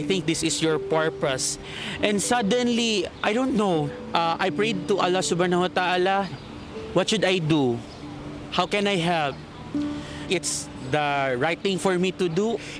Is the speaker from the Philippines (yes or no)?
yes; Marawi, Bangsamoro, Philippines; the most challenged community as of the moment is my hometown, Marawi City.